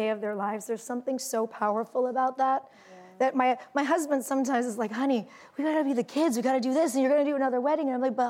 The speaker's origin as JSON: {"language": "English", "region": "California", "country": "United States", "said": "I'm from California, and we spend a lot of time in our cars."}